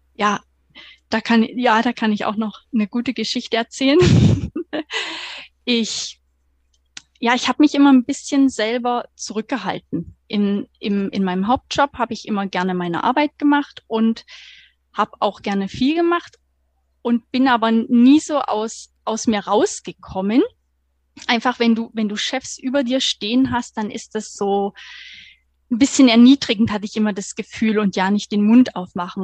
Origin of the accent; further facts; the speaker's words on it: Thuringia, Germany; moved away as an adult; now in Stuttgart, Germany; eigentlich gebürtige Thüringerin, komme vom 180 Seelendorf und wohne seit 2015 jetzt hier in Baden-Württemberg